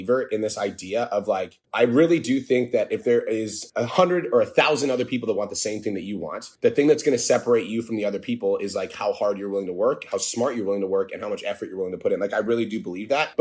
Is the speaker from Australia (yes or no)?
no; Canada; I'm from Canada.